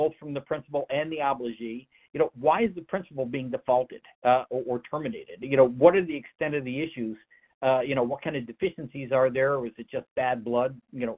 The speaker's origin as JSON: {"language": "English", "region": "Northeast", "country": "United States", "said": "I'm from the Northeast"}